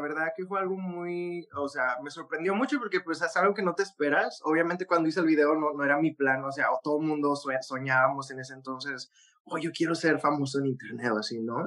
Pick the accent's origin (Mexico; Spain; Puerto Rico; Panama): Mexico; Monterrey, Nuevo León; de donde yo soy, en, Monterrey